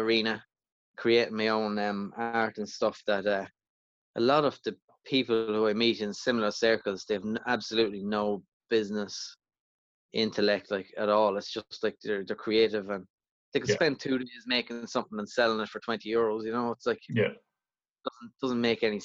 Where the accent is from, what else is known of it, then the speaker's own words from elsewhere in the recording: County Louth, Leinster, Ireland; moved away; I'm from Loud Village in County Loud originally